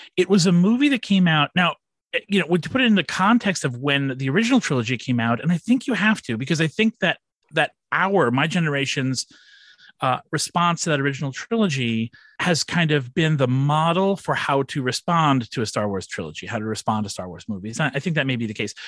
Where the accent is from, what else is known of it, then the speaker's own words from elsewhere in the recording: Long Island, New York, United States; I grew up here on Long Island